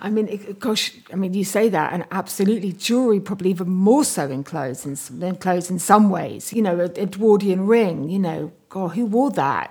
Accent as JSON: {"language": "English", "town": "Bath", "region": "South West England", "country": "United Kingdom", "tie": "born or raised there", "said": "I grew up in Bath and near Bath, actually, in Somerset, near, actually just outside Bruton"}